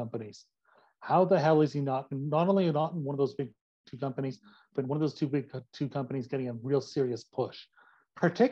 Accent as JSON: {"language": "English", "town": "Calgary", "region": "Alberta", "country": "Canada", "tie": "born or raised there", "said": "I grew up in Calgary, Alberta, Canada"}